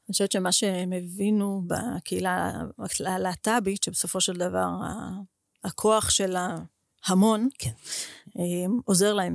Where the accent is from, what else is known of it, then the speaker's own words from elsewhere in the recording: Israel; אני מישראל הקטנה